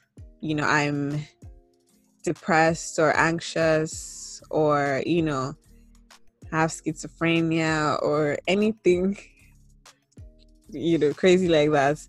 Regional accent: Nigeria; And a lot of my identity is very, very, very Nigerian centered.

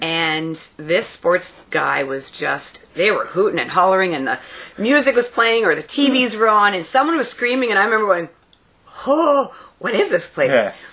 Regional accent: Elliot Lake, Ontario, Canada; I grew up in Elliott Lake, so I went to the high school called ELSS.

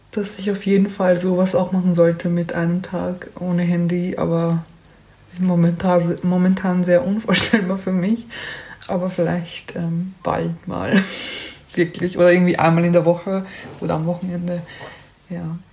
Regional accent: Austria; bei uns in Österreich

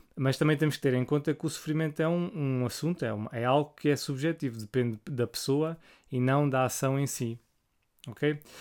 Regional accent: Portugal; como português

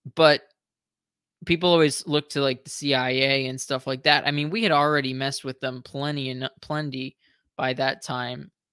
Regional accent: United States; being an American

